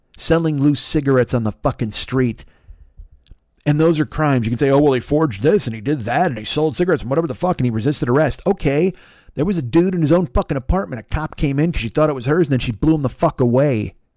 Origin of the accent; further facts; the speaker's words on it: Chicago, Illinois, United States; moved away; I grew up in Chicago